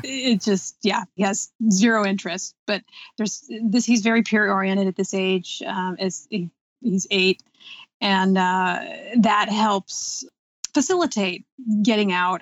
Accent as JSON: {"language": "English", "town": "Seattle", "region": "Washington", "country": "United States", "tie": "born or raised there", "said": "I grew up in Seattle"}